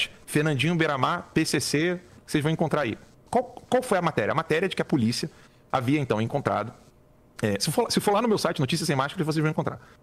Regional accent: Rio de Janeiro, Brazil; Eu sou carioca também.

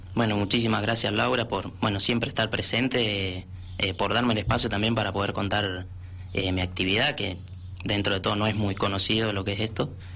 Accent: San Rafael, Mendoza, Argentina; Soy el único mendocino que, está viajando a, este campeonato

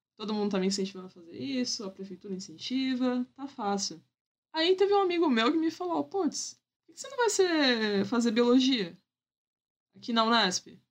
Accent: Santos, São Paulo, Brazil; Eu nasci, fui criada em Santos.

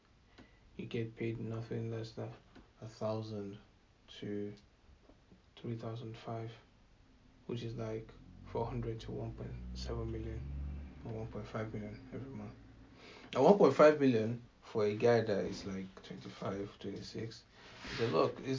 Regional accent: Nigeria; as a Nigerian

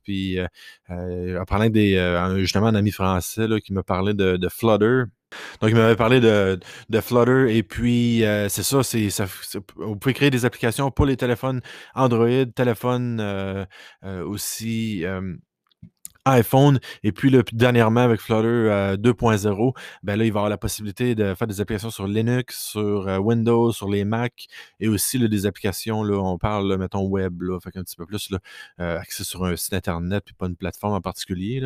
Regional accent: Quebec, Canada; first language French; je suis francophone de base euh, du Québec

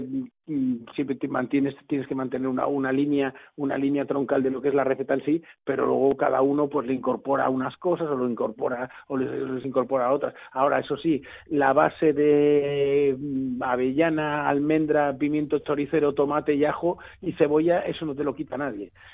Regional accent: Blanes, Catalonia, Spain; now in Barcelona, Spain; yo soy de la Costa Brava de, de, de, Blanes, del primer pueblo de la Costa Brava

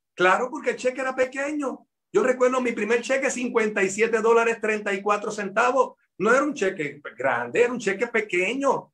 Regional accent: Puerto Rico; de mi pueblo a Ponce son casi tres horas de viaje

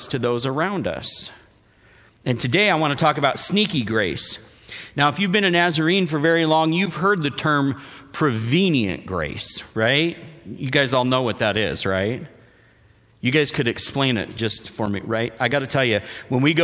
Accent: Wenatchee, Washington, United States; I grew up in Wenatchee and East Wenatchee.

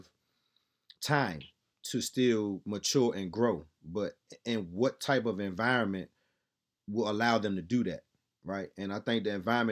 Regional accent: Laurel, Maryland, United States; born or raised there; also born or lived in Southeast, Washington, D.C.

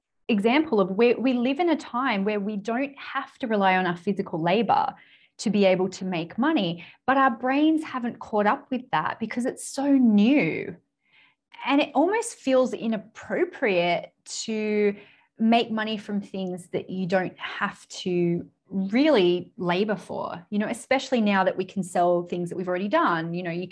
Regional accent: United Kingdom; And then I was like, well, we're British people, we're practically cousins, so I can't charge them.

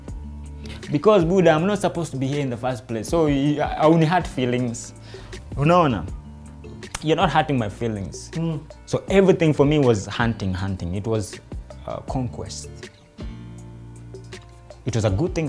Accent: Nairobi, Kenya; we were growing up in Dandora

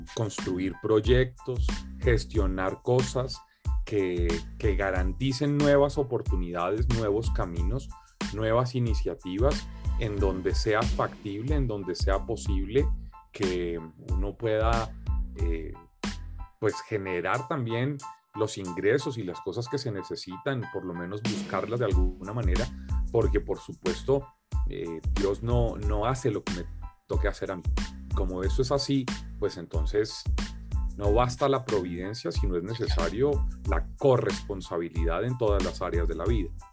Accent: Bogotá, Colombia; Bogotá, la ciudad donde yo vivía, donde yo nací

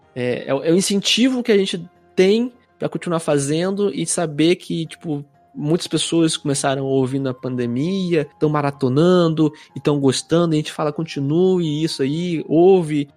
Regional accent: interior of Rio de Janeiro state, Brazil; now in Curitiba, Brazil; sou natural do interior do Rio

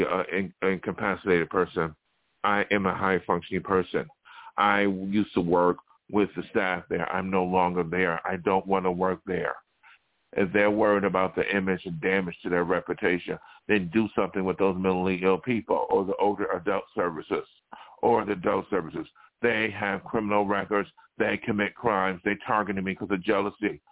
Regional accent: Buffalo, New York, United States; now in Los Angeles, United States; my hometown where I grew up in Buffalo

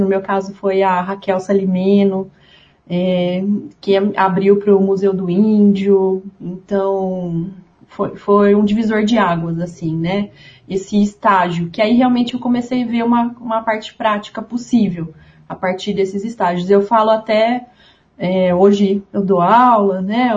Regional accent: Ribeirão Preto, São Paulo, Brazil; also born or lived in Uberlândia; Eu sou de Ribeirão Preto, é, aqui no interior do estado de São Paulo

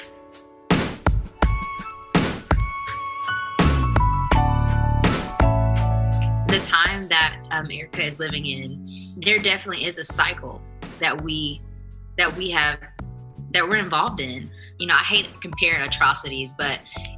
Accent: Huntsville, Alabama, United States; I'm a songwriter from Huntsville, Alabama

